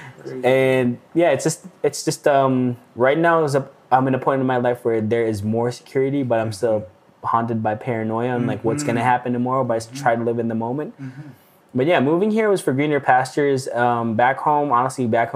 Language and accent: English; Baguio, Cordillera Administrative Region, Philippines; moved away as an adult; now in Calgary, Canada; And I was born and raised in the Philippines, in Baguio City, northern part of the Philippines. Moved here when I was turning 22 at the time.